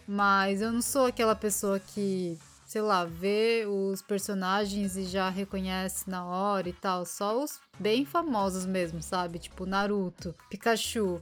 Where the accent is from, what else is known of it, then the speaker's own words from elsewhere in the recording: Brazil; now in Japan; eu sou brasileira